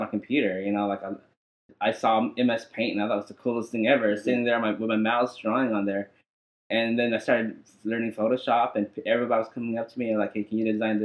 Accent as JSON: {"language": "English", "town": "Amarillo", "region": "Texas", "country": "United States", "tie": "born or raised there", "also_born_or_lived": "Vietnam", "said": "I came to America like probably like around 2 or 3 years old. Yeah, and I was raised in Amarillo"}